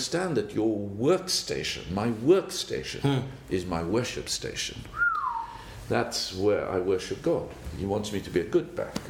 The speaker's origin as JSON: {"language": "English", "country": "South Africa", "tie": "born or raised there", "said": "So I grew up in South Africa, a little farm boy. Went to do my schooling there"}